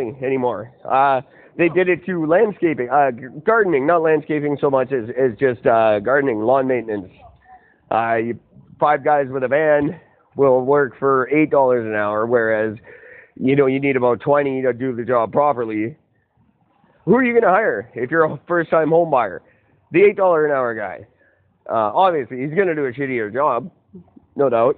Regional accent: Canada; I am third generation Canadian. I'm as Canadian as any Canadian could possibly

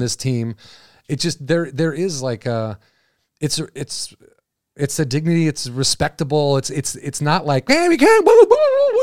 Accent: Illinois, United States; I'm from Illinois

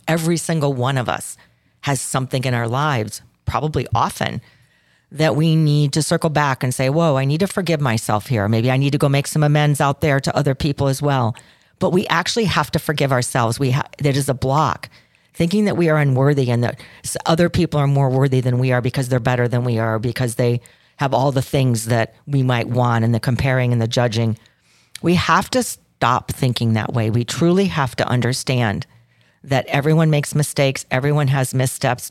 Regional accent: Chicago, Illinois, United States; I'm from Chicago

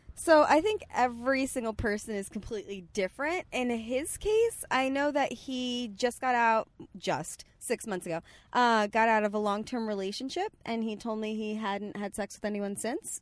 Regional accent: Bay Shore, New York, United States; moved away; also born or lived in Bethpage, New York; I'm actually from Bayshore, so going to Fire Island is very normal for us

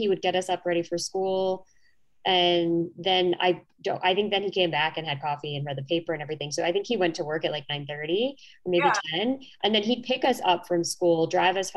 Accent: New York, United States; accent: New York; my New York accent

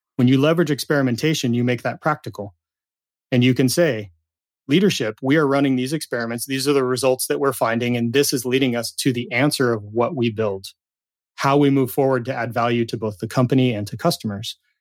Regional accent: Southern California, United States; dishwasher at a pizza, pizza shop in my hometown in Southern California

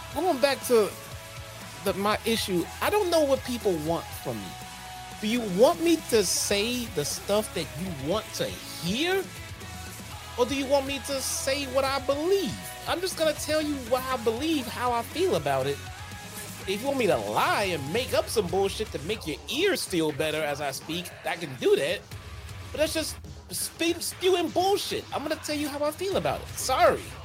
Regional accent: Chicago, Illinois, United States; we're from Chicago. We only order deep dish pizza. That's not what we do here, okay?

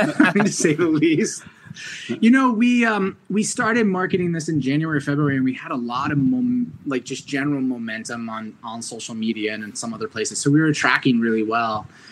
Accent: New York, United States; Orange County, New York.

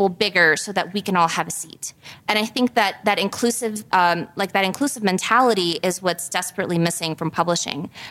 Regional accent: New York City, New York, United States; also born or lived in Guayaquil, Ecuador / Montana; I grew up in a very, very diverse neighborhood in Queens, New York. I'm from Hollis.

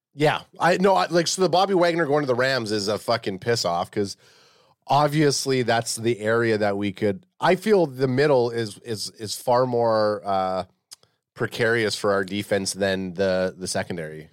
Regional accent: Canada; as a Canadian

